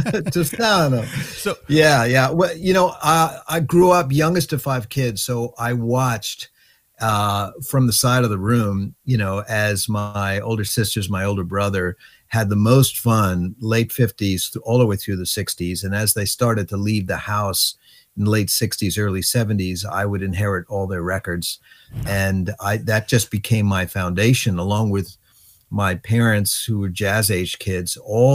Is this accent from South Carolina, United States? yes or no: no; Long Island, New York, United States; moved away as an adult; also born or lived in Berkeley, California; I was just a, you know, little kid growing up on Long Island. So I went to a public high school called Carl Place High School